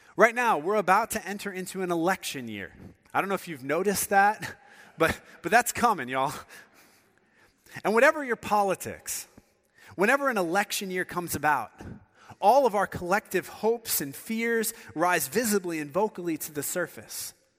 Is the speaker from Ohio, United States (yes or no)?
yes; Northeast Ohio, United States; moved away; I grew up in Northeast Ohio